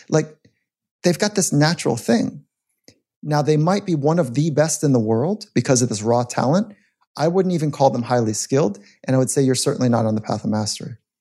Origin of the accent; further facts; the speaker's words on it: California, United States; As a young athlete, I grew up in California.